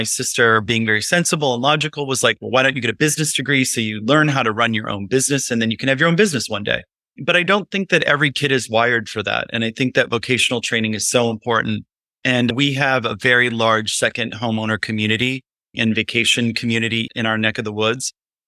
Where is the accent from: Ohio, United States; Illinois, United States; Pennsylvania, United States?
Illinois, United States; also born or lived in New York City; now in Highland, United States